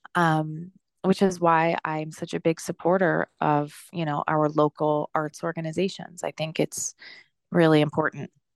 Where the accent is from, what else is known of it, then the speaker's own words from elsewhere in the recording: New Jersey, United States; also born or lived in New York City; I grew up in actually a very small, like, rural town in New Jersey.